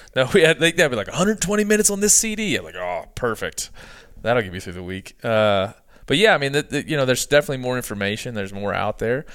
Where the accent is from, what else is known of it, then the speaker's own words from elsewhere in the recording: East Coast, United States; I'm from the East Coast.